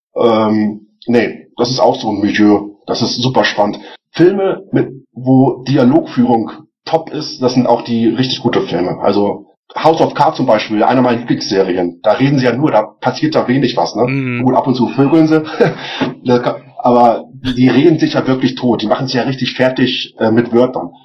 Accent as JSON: {"language": "German", "town": "Celle", "region": "Lower Saxony", "country": "Germany", "moved": "as an adult", "lives_now": "Regensburg, Germany", "said": "ursprünglich komme ich aus Celle, das ist in der Nähe von Hannover."}